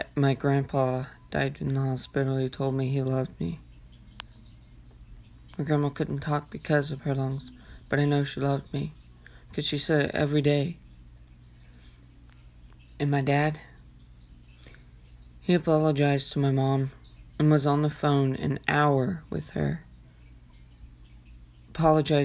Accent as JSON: {"language": "English", "town": "Enid", "region": "Oklahoma", "country": "United States", "tie": "born or raised there", "said": "in a little bitty town here in Enid"}